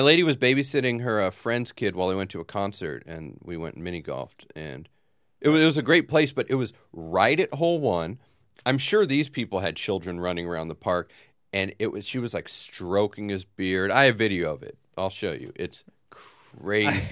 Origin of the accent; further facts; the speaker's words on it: Long Beach, California, United States; the pool I grew up swimming in in Long Beach